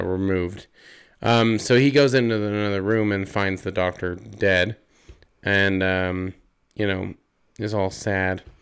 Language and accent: English; Utah, United States; we're from Utah